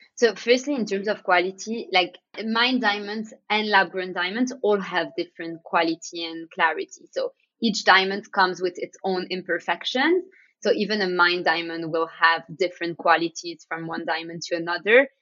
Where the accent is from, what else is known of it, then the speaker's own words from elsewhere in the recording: Antwerp, Flanders, Belgium; we grew up around diamonds and jewelry, growing up in Antwerp